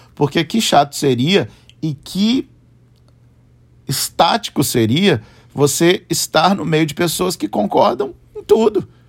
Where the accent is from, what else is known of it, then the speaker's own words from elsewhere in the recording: Juiz de Fora, Minas Gerais, Brazil; lá na nossa cidade